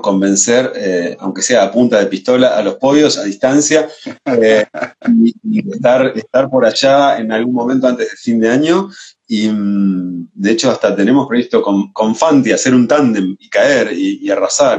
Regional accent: Rosario, Santa Fe, Argentina; also born or lived in Barcelona; now in Buenos Aires, Argentina; Yo soy rosarino, trasplantado a Buenos Aires hace muchos años

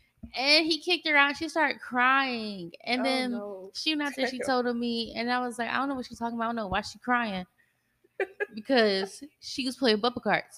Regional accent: Kennesaw, Georgia, United States; Not me though. Not me. I'm from Kennesaw.

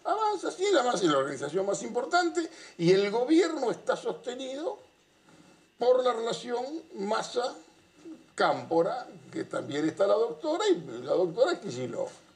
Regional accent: Avellaneda, Buenos Aires Province, Argentina; Yo soy de Avellaneda

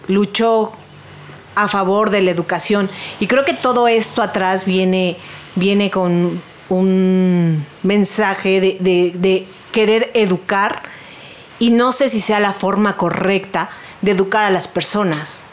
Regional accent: Mexico City, Mexico; Yo soy de Coyoacán.

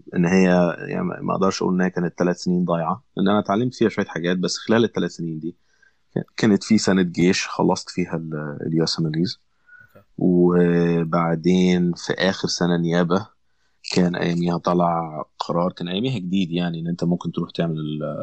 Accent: Alexandria, Alexandria Governorate, Egypt; moved away as an adult; now in United States; انا انا اسكندريه

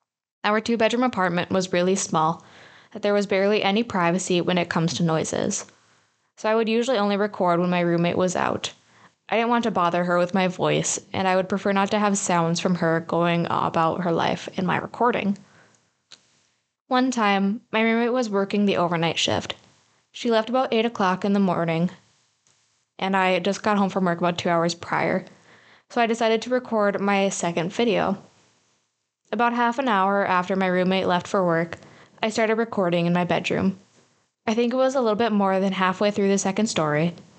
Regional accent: Malaysia; In my culture, I'm Malaysian, we have ghosts like the Pantacock.

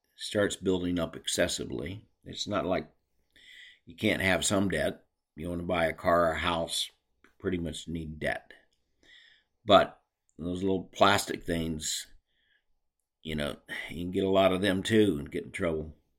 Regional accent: United States; as American citizens

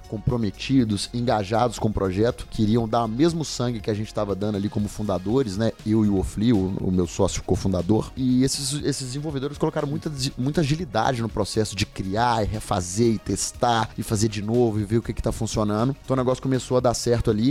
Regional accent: Governador Valadares, Minas Gerais, Brazil; lá na minha cidade de Natal, que é Governador Valadares

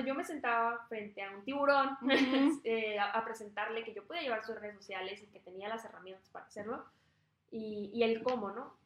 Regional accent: Tijuana, Baja California, Mexico; yo soy eh, originalmente tijuanense, eh, toda mi familia es de Sonora, yo soy la mm. única nacida aquí en Tijuana. Este, pero me gusta demasiado, tanto haber crecido aquí en Tijuana

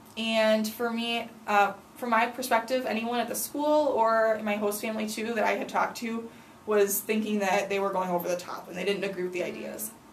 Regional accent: United States; as an American

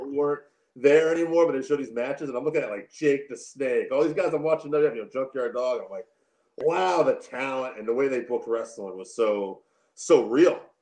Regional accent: Connecticut, United States; I grew up in Connecticut, so northeast version of that.

